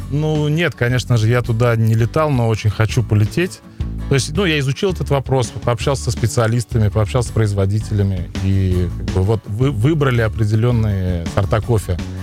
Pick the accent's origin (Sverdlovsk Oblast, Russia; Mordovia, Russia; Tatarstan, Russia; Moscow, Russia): Tatarstan, Russia; Leninogorsk; moved away as an adult; also born or lived in Almetyevsk; now in Kazan, Russia; Я сам а, родом с Лениногорска